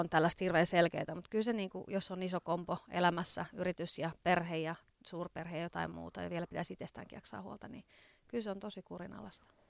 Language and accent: Finnish; Ostrobothnia, Finland; now in Helsinki, Finland; Pohjanmaalta olen kotoisin, eli Pohjanmaan flikkoja